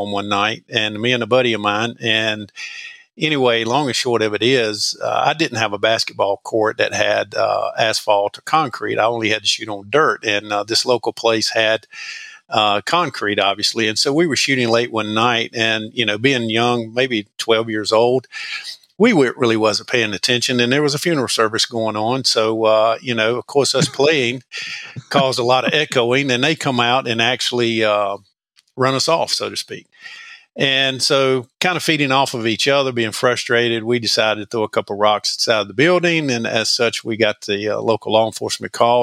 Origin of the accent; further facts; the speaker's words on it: Madison, North Carolina, United States; I grew up in Madison Med Ann, which is north central North Carolina